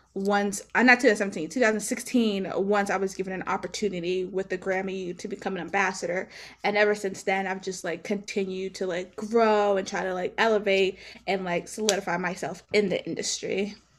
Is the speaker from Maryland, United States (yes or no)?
yes; Maryland, United States; I'm from Maryland. So Maryland is not a musical ci-, state. It's, where I'm from is not a musical city as well.